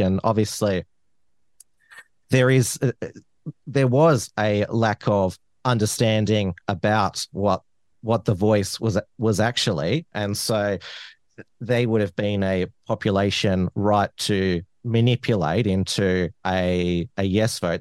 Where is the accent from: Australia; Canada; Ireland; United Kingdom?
Australia; Melbourne, Victoria; the neighboring electorates where I grew up in Flinders and, and Dunkley